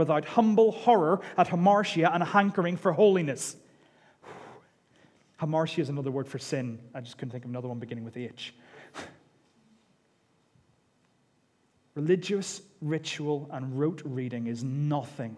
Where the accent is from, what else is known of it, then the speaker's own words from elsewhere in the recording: United Kingdom; we're British